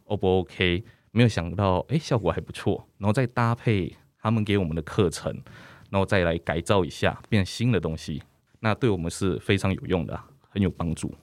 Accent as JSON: {"language": "Chinese", "region": "Keelung", "country": "Taiwan", "tie": "born or raised there", "said": "选择基隆，其实也是在基隆长大"}